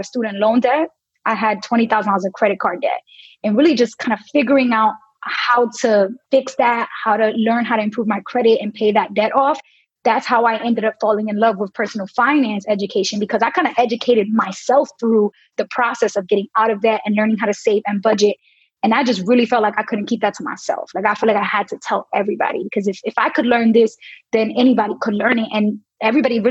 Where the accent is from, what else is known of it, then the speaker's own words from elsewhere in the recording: New York City, New York, United States; my background is born and raised in New York City. I had a pretty big family. So 8 brothers and sisters, plus me and my mom and dad, all in a tiny apartment in Brooklyn.